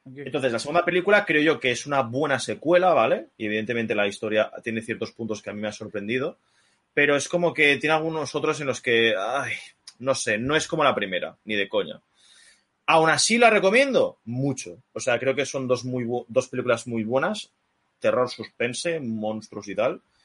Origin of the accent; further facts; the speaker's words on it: Spain; soy un puto español. No soy americano